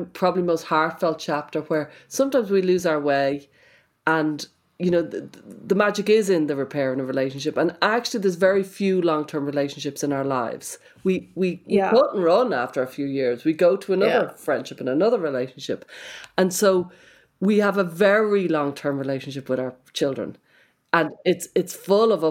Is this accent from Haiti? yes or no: no; Ireland; accent: Irish; my Irish accent